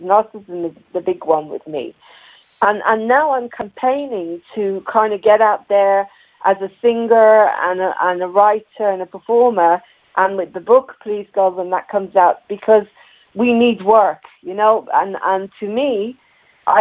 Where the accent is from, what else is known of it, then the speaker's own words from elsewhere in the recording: Israel; also born or lived in Ireland; now in England; I was born in Ireland, and I grew up in Israel